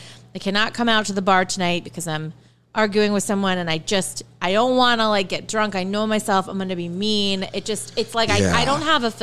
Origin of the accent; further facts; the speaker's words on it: Frederick, Maryland, United States; moved away; I'm from Frederick, Maryland, which is not small anymore. Apparently, it's like the third largest city in Maryland. It's a booming metropolis. But when I grew up there, it was like farmlands.